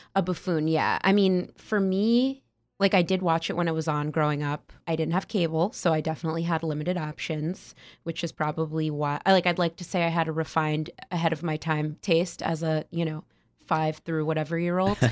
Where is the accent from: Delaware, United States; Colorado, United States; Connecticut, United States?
Connecticut, United States; West Hartford; I'm from West Hartford, Connecticut